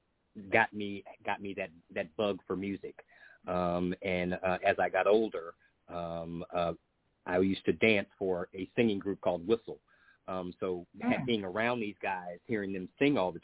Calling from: Maryland, United States; I'm calling from state of Maryland.

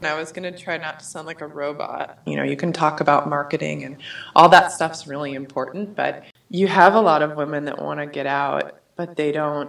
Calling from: Golden, Colorado, United States; I am calling in from Golden, Colorado.

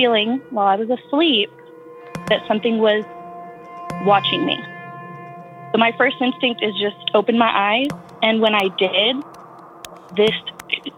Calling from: West Texas, United States; I'm calling from West Texas.

